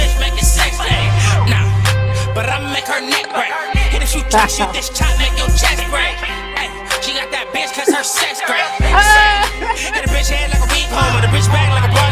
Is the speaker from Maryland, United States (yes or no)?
no; San Diego, California, United States; I'm from San Diego